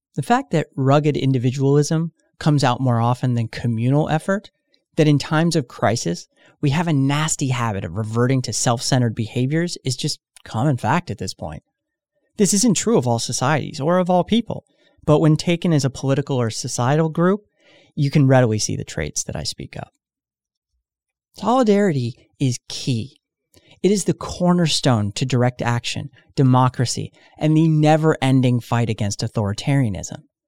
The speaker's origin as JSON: {"language": "English", "country": "United States", "said": "speaking as an American"}